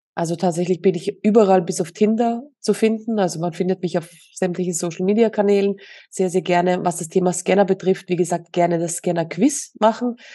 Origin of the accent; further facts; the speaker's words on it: Austria; moved away as an adult; now in Mallorca, Spain; Ja, tatsächlich sind wir aus Österreich